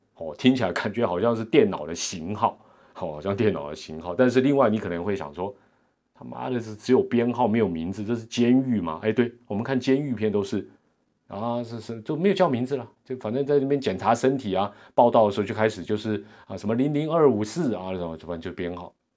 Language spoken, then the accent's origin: Chinese; Taiwan; 我们台湾人